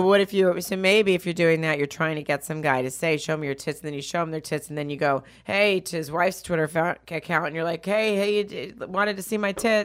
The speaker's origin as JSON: {"language": "English", "region": "Arkansas", "country": "United States", "said": "I'm from Arkansas"}